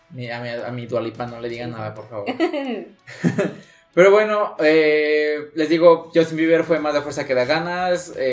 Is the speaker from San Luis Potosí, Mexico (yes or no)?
yes; San Luis Potosí, Mexico; para los que somos potosinos